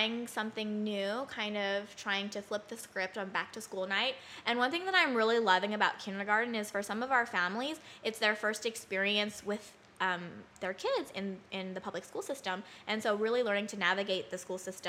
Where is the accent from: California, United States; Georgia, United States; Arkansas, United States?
California, United States; Bay Area; now in Southern California, United States; I am from the Bay Area